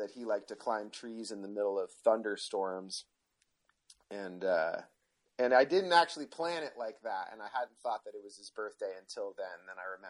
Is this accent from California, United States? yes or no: yes; Marin County, California, United States; I'm a nature boy and I'm from Marin County